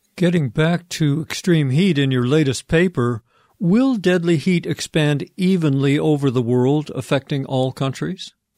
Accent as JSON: {"language": "English", "town": "Vancouver", "region": "British Columbia", "country": "Canada", "tie": "born or raised there", "said": "my hometown of Vancouver is a wet coastal city"}